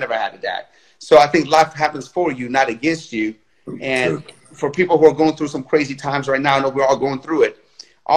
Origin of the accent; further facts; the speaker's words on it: Tehran, Tehran Province, Iran; now in United States; I was born in Tehran, Iran.